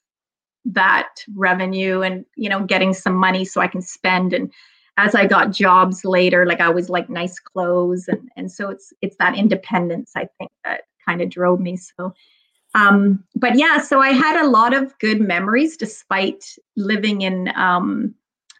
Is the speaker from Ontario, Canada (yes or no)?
yes; Toronto, Ontario, Canada; I grew up in Toronto, in the west end of Toronto, in a little, used to be called the borough of Etobicoke